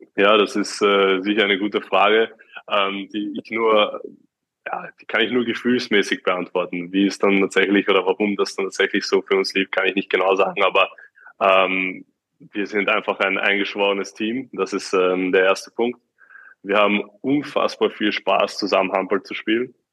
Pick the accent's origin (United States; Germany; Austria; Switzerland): Austria; ich rede als Österreicher